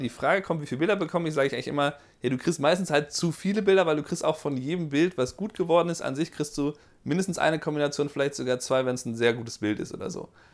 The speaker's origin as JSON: {"language": "German", "country": "Germany", "moved": "yes", "said": "du hast ja einen Akzent, aber wo kommst du denn her? Deutschland"}